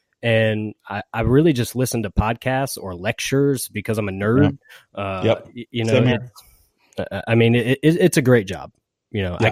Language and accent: English; Georgia, United States; I'm from Georgia, and I am married.